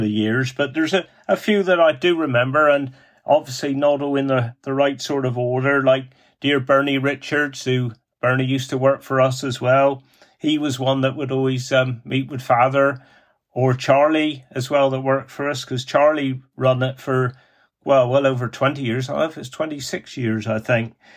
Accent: Cornwall, South West England, United Kingdom; accent: Cornish; me Cornish dialect

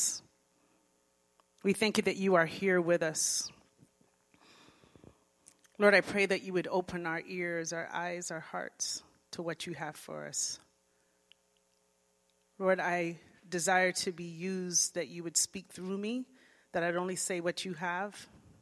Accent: Florida, United States; moved away as an adult; also born or lived in Jamaica; now in Riverside, United States; I grew up in Florida

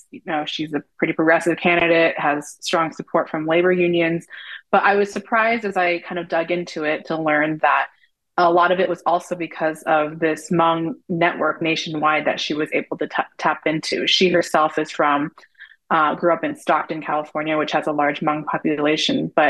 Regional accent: Palestine; I am Middle Eastern. I'm Palestinian.

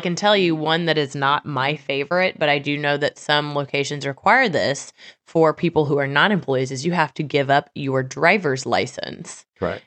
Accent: Missouri, United States; I'm from Missouri

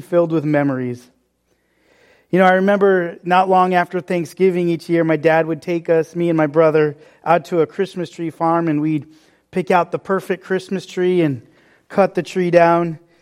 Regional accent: New England, United States; growing up in New England

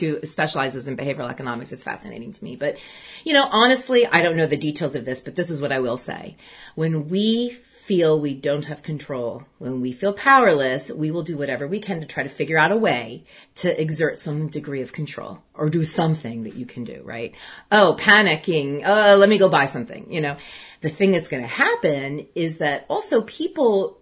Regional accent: United States; I'm going to speak as an American

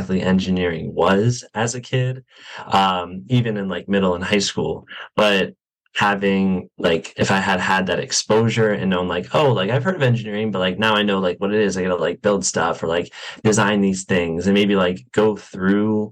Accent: Wesley Chapel, Florida, United States; moved away as an adult; now in Gainesville, United States; I am from West of Chapel, Florida, which is a suburb a little bit north of Tampa

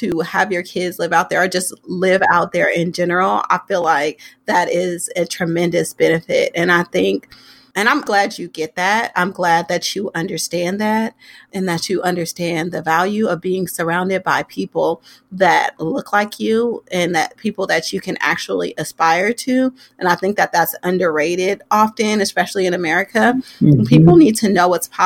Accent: Oakland, California, United States; I'm born and raised in Oakland

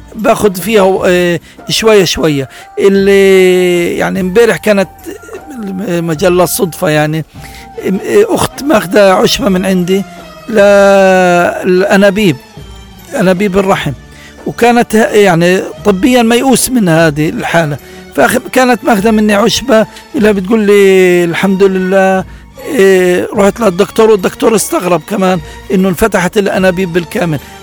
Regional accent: Gaza, Gaza Strip, Palestine; عندنا في غزه

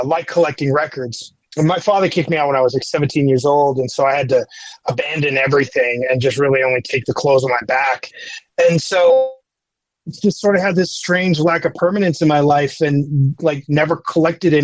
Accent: Utah, United States; I grew up in Utah, and it's just sort of a unique place to grow up

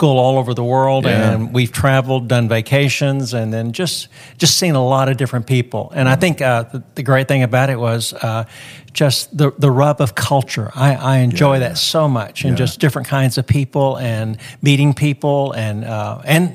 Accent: Dallas, Texas, United States; moved away as an adult; also born or lived in Sri Lanka / Germany / England / Hong Kong; I grew up in Texas. Grew up in Dallas

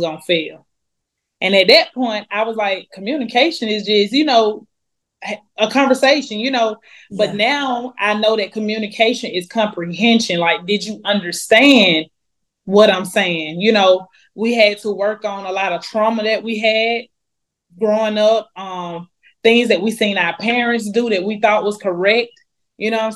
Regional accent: Atlanta, Georgia, United States; I grew up in Atlanta, Georgia

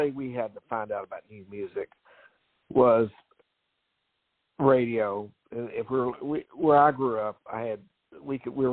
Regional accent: Louisville, Kentucky, United States; But but I would go to Louisville because I'm from Louisville originally

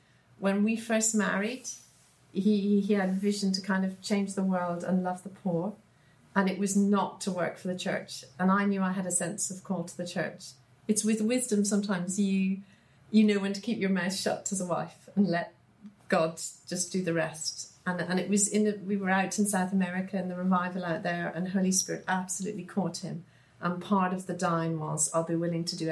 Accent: Dublin, Leinster, Ireland; moved away as an adult; now in Sheffield, United Kingdom; I'm born and brought up in Dublin, 100% Irish. Spent now probably the most of my life, or half of my life, living in Sheffield, England

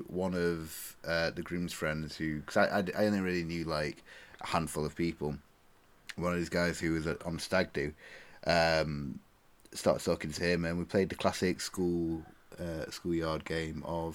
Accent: England, United Kingdom; accent: northern; my accent, my glorious northern swagger

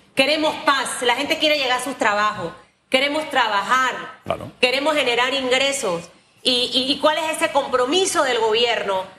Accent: Panama; como panameña trabajadora

